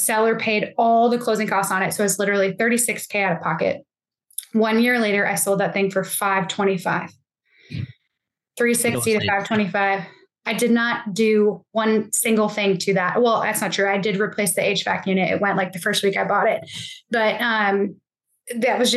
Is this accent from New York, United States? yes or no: yes; Buffalo, New York, United States; now in Tennessee, United States; I grew up in Buffalo, New York